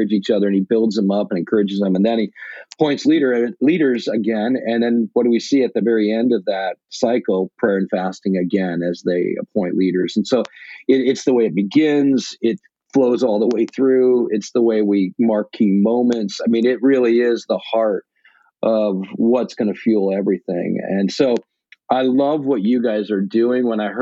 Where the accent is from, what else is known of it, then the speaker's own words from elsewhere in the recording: Michigan, United States; I grew up in Michigan